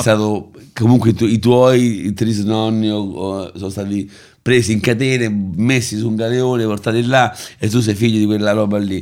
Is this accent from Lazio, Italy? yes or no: yes; Rome, Lazio, Italy; io sono nato e cresciuto a Prati